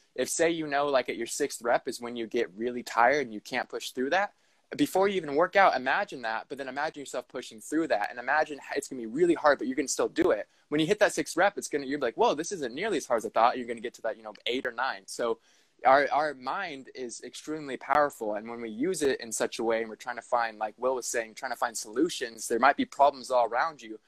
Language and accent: English; Southern California, United States; moved away as an adult; also born or lived in Los Angeles; now in Portland, United States; I was born in Southern California and then lived in Los Angeles for several years